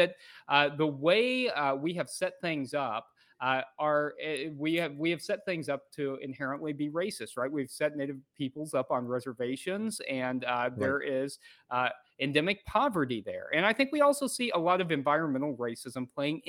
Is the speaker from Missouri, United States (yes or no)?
yes; Missouri, United States; I grew up in Missouri, an hour from Oklahoma